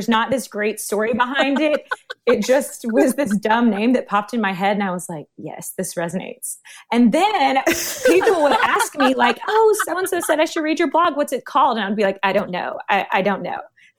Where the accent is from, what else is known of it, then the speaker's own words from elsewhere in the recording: Memphis, Tennessee, United States; I'm from the Memphis, Tennessee area